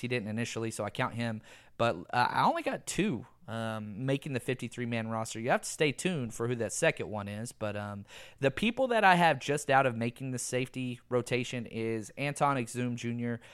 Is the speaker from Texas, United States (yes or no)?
yes; Texas, United States; I am from Texas.